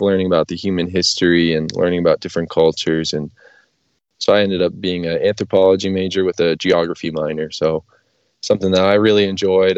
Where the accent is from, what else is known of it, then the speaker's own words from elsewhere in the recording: New Hampshire, United States; moved away; where I grew up in New Hampshire